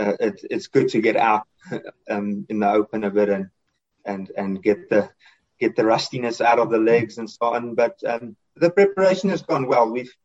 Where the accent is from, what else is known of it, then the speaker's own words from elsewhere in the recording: South Africa; So being South African, more or less, that's always up for me.